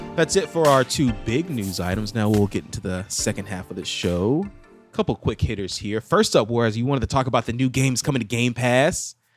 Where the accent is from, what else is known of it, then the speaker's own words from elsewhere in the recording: United States; I'm American